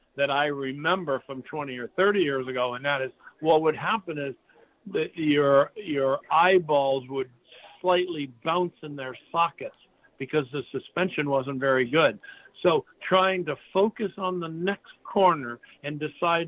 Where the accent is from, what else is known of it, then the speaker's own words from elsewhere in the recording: New England, United States; we're from New England